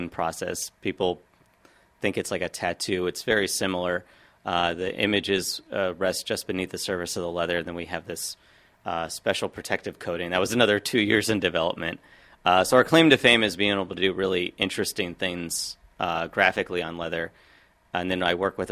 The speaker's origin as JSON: {"language": "English", "town": "Washington", "region": "District of Columbia", "country": "United States", "tie": "born or raised there", "said": "I grew up on Capitol Hill around Lincoln Park"}